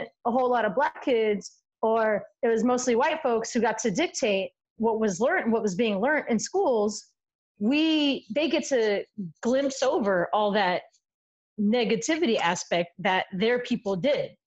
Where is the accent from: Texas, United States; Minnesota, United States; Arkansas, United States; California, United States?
California, United States; San Diego; I grew up in San Diego, but I also grew up in different neighborhoods